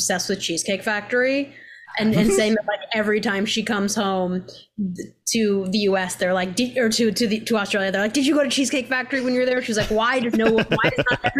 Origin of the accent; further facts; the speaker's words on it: Seattle, Washington, United States; I grew up in Seattle